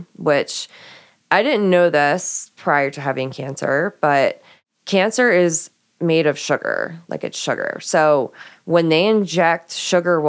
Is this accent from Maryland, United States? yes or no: yes; Baltimore, Maryland, United States; moved away; also born or lived in Florida; I'm from Baltimore